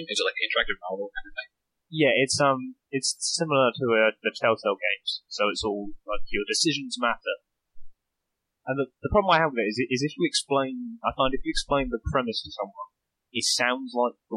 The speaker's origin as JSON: {"language": "English", "country": "United States", "also_born_or_lived": "Reading, California", "said": "I am from the United States on the East Coast right now."}